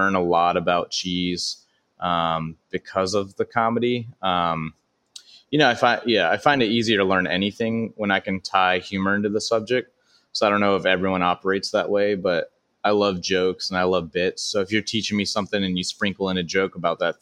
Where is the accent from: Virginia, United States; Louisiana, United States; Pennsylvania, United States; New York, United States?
Louisiana, United States; Baton Rouge; now in Los Angeles, United States; I started doing stand-up at 14 at all age venues in my hometown of Baton Rouge, Louisiana